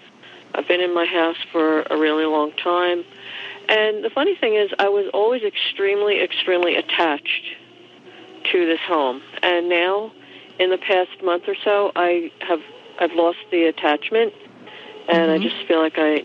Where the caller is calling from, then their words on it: New Jersey, United States; I am in New Jersey.